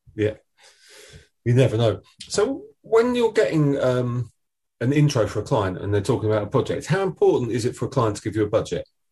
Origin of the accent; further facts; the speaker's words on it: Essex, East of England, United Kingdom; I'm from Essex